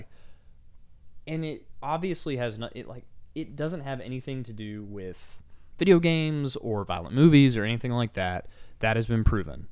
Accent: Texas, United States; as a Texan

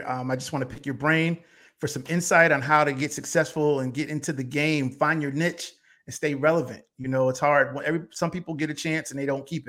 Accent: Bridgeport, Connecticut, United States; my hometown of Bridgeport, Connecticut.

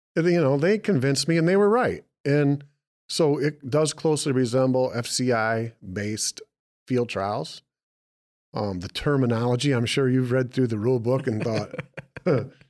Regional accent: Michigan, United States; We're from Michigan

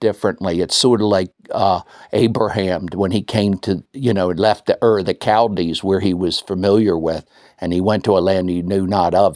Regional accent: United States; now in New Zealand; being an American

